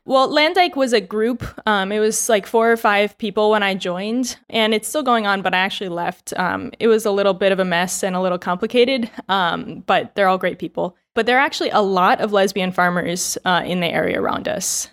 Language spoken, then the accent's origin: English; United States; moved away as an adult; now in Taiwan; I'm American